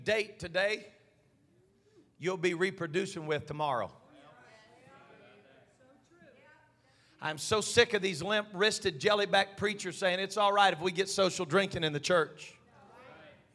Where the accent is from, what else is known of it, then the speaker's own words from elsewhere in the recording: United States; an American pastor